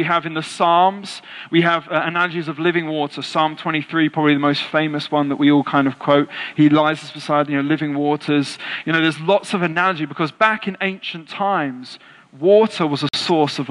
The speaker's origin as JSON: {"language": "English", "region": "England", "country": "United Kingdom"}